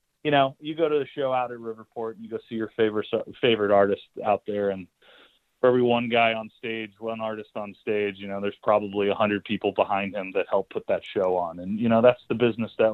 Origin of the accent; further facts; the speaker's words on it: St. Louis, Missouri, United States; moved away; I grew up in St. Louis, and I moved back here about 10 years ago with my wife